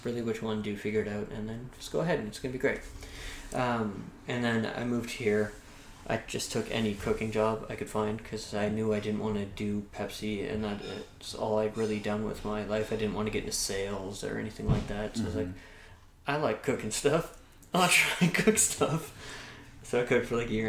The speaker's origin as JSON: {"language": "English", "town": "Carleton Place", "region": "Ontario", "country": "Canada", "tie": "born or raised there", "said": "I grew up in a small town called Carleton Place, Ontario, which at the time I moved there, I think had 8,000 people"}